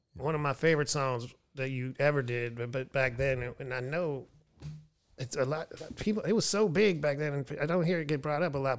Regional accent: Pennsylvania, United States; now in Houston, United States; I was born in Pennsylvania, but I came to Texas

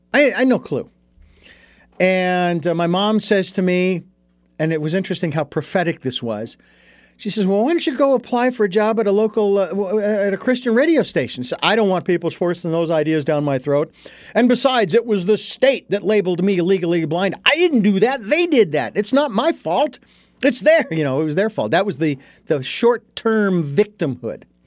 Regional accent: Phoenix, Arizona, United States; I grew up in Phoenix

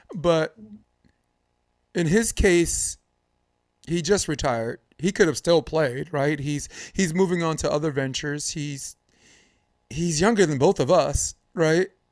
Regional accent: New York, United States; I'm from New York

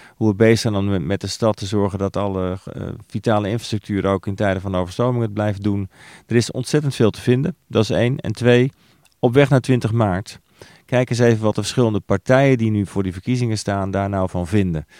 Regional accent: Netherlands

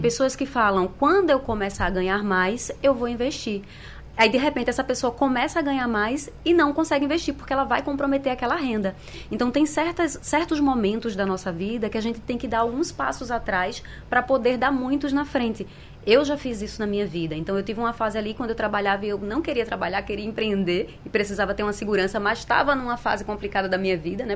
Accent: Brazil; A gente é brasileiro

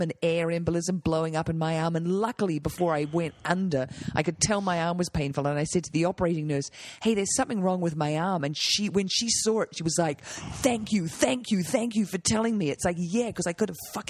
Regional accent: New Zealand; moved away; I'm from New Zealand. We had a vegetable garden. We grew potatoes.

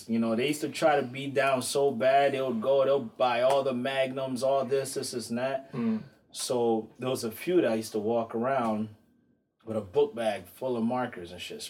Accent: Botswana; born there; But I'm, you know, through my bloodline, I'm Angolan, but I was born in Botswana.

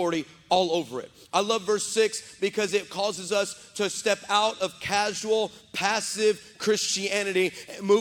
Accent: West Texas, United States; now in San Antonio, United States; I was raised in West Texas.

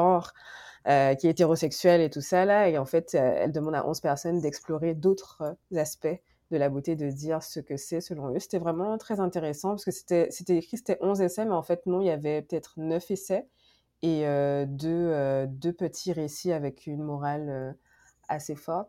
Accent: Guadeloupe; moved away as an adult; also born or lived in France; now in Montreal, Canada; je viens de la Guadeloupe. j'ai étudié en France

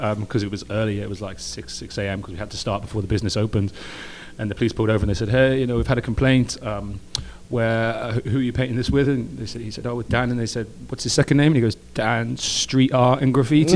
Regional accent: England, United Kingdom; accent: English; now in California, United States; my charming English accent

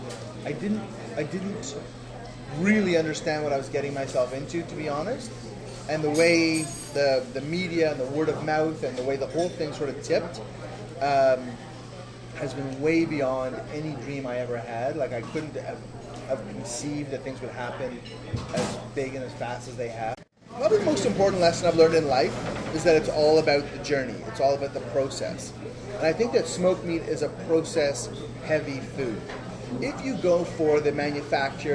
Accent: Toronto, Ontario, Canada; I'm from here, and from Toronto. Grew up with the deli tradition downtown

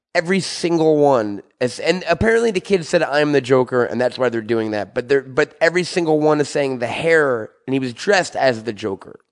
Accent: Syosset, New York, United States; I'm from Syosset, New York.

